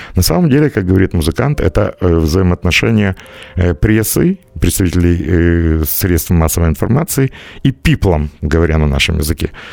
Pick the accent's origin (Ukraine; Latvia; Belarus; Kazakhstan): Ukraine; я из Украины